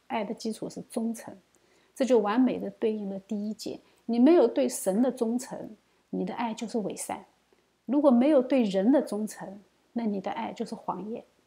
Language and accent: Chinese; China; 作为一个中国人啊